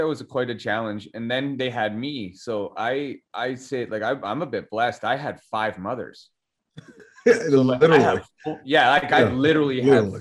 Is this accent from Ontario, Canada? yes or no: no; Calgary, Alberta, Canada; Born and raised Calgarian.